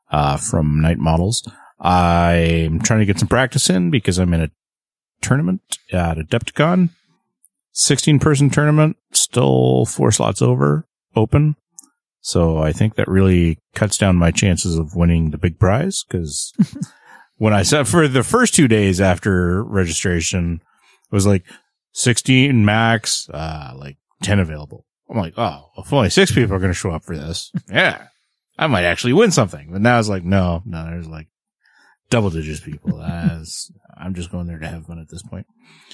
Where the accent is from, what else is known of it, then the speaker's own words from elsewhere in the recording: Canada; I'm the Canadian.